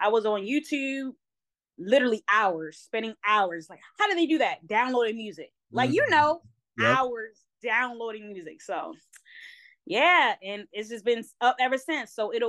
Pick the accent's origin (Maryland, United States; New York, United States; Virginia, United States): Maryland, United States; Baltimore; because I don't have the strictly like Baltimore accent. I am born and raised in Baltimore, so but I sound very proper, right?